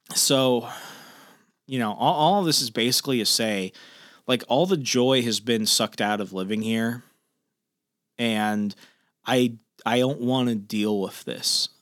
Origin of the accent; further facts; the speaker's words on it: Sierra Vista, Arizona, United States; also born or lived in Australia; now in Fairfax County, Virginia, United States; my hometown of Sierra Vista, Arizona